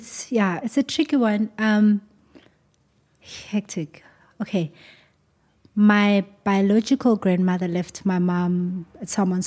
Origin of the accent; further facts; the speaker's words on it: Johannesburg, Gauteng, South Africa; I was born and raised in Alex, but I moved quite a lot when I was young.